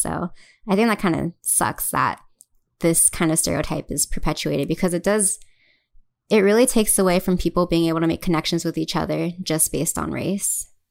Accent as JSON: {"language": "English", "region": "Hawaii", "country": "United States", "moved": "as an adult", "lives_now": "Los Angeles, United States", "said": "since we're from Hawaii"}